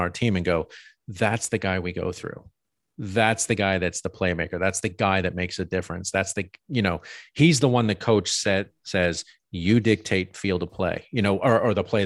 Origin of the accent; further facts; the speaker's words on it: United States; Being here in the States, being an American